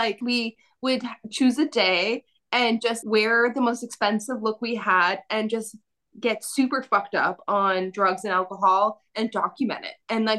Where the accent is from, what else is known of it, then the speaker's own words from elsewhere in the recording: Cape Breton, Nova Scotia, Canada; now in Vancouver, Canada; I come from Cape Breton